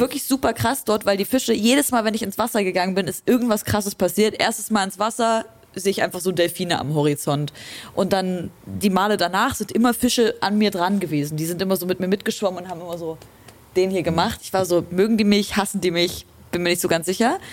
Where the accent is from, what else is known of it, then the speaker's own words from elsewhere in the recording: Leipzig, Saxony, Germany; ich komme aus Leipzig